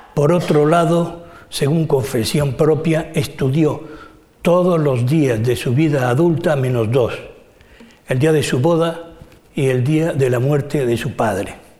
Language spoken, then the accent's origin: Spanish; Spain; nuestra como españoles